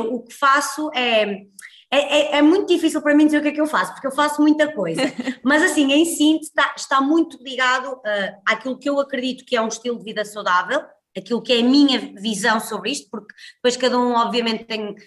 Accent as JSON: {"language": "Portuguese", "town": "Guimarães", "region": "Norte", "country": "Portugal", "tie": "born or raised there", "moved": "as an adult", "lives_now": "Porto, Portugal", "said": "sou natural de Guimarães, mas vivo no Porto já desde que vim para a faculdade"}